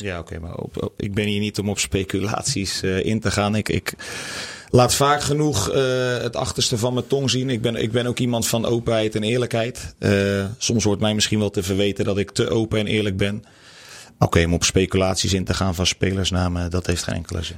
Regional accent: the West, western Netherlands, Netherlands; moved away as an adult; also born or lived in Groningen; ik kom hier niet vandaan. Ik kom uit het Westen

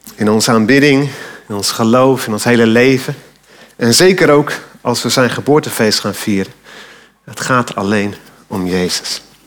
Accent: Alkmaar, North Holland, Netherlands; Toen ik als tiener door Alkmaar fietste, mijn geboorteplaats

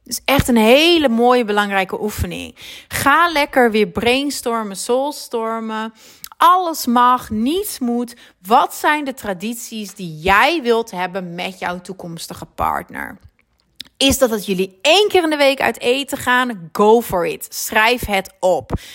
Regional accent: Netherlands; moved away as an adult; now in Belgium; ik ben Nederlands natuurlijk

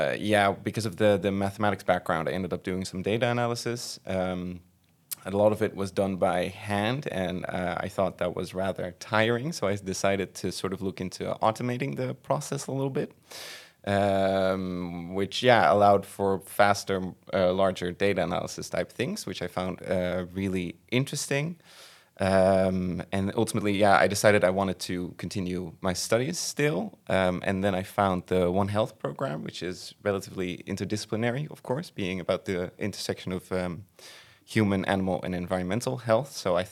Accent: Veghel, North Brabant, Netherlands; I am from Brabant, from Veghel

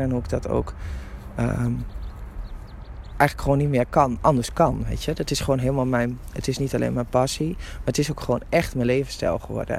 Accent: Drenthe, Netherlands; Ik ben een Drentse van oorsprong

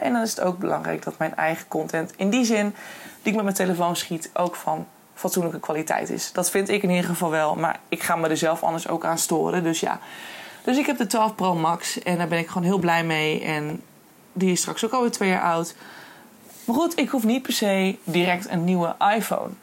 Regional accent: Hoogezand, Groningen, Netherlands; ik kom van origine uit Hoogzand en daar ben ik geboren en getogen

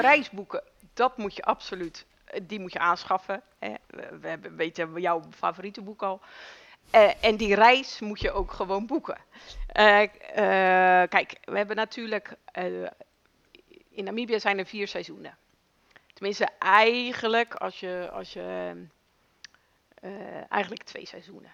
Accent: Netherlands; wij komen uit Nederland.

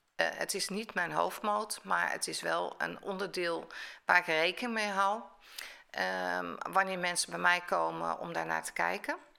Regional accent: Rotterdam, South Holland, Netherlands; ik ben een Rotterdammer, Rotterdamse

